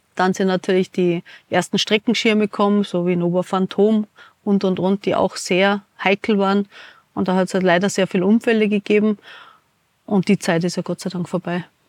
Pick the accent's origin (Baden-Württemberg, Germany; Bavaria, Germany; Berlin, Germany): Bavaria, Germany; Munich; moved away as an adult; also born or lived in America / New Zealand; now in Hinterstoder, Austria; gehe ich wieder zurück nach München, ich bin eine Münchnerin